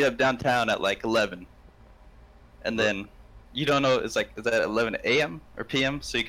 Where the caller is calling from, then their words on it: Beaverton, Oregon, United States; Beaverton, Oregon.